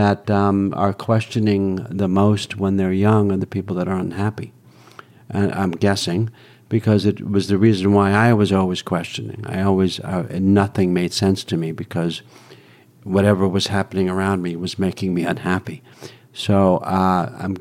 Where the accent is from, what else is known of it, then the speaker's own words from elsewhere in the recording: New York, United States; growing up in New York